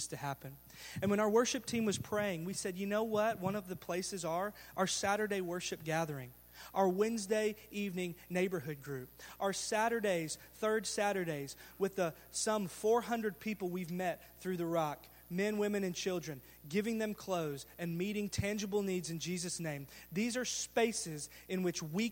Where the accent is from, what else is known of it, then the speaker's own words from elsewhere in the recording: Garland, Texas, United States; I was raised in Garland and graduated from Garland High School